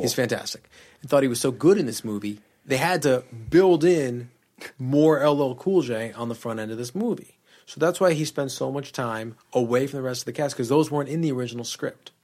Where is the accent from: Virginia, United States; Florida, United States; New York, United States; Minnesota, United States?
New York, United States; growing up in New York.